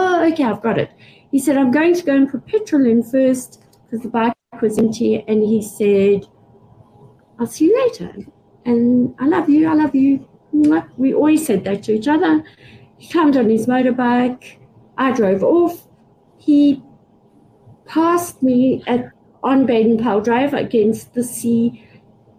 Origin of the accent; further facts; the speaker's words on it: United Kingdom; I'm British